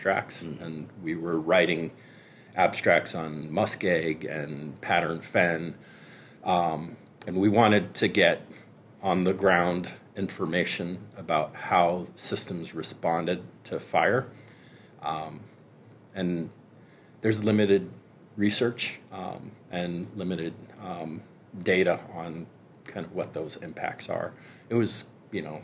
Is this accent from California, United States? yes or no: yes; California, United States; As a Californian